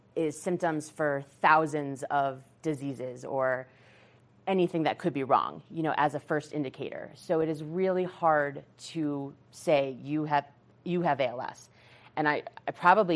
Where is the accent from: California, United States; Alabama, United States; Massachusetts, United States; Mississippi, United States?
Massachusetts, United States; moved away; we're from Massachusetts. That's where my brother lived. And I live out here now